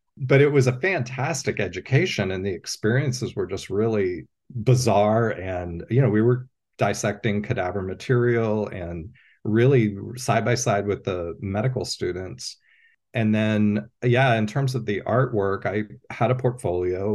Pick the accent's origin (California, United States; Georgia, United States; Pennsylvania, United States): Pennsylvania, United States; moved away as an adult; also born or lived in Columbus, Ohio / Athens, Ohio; I grew up in Pennsylvania